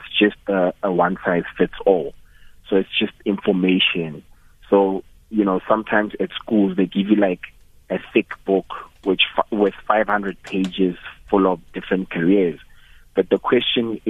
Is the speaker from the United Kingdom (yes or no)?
no; Johannesburg, Gauteng, South Africa; I was born in Joburg. I had a basic life, I guess, in Joburg.